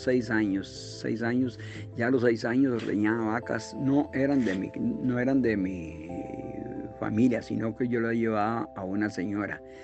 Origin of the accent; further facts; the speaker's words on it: Brasil de Mora, San José, Costa Rica; also born or lived in Piedades de Santa Ana; Soy de Piedades de Santa Ana, pero nativo en Brasil de Mora.